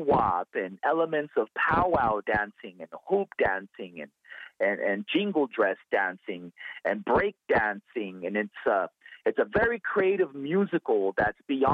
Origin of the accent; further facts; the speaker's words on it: Los Angeles, California, United States; moved away as an adult; now in Edmonton, Canada; I'm actually born and raised in Los Angeles, California, but I have been in Edmonton, Alberta for the last 3 years